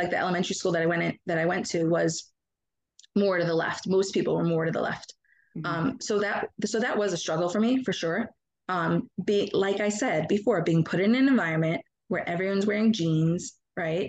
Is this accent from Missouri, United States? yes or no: no; Monsey, New York, United States; I grew up in Muncie